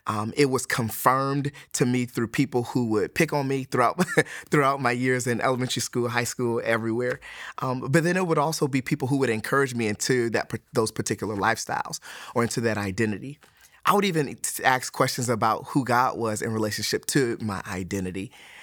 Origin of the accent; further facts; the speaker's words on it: Detroit, Michigan, United States; moved away; also born or lived in Alabama; I'm originally from Detroit, Michigan. I grew up in Detroit, Michigan as a non-Christian and moved to Alabama, became a Christian.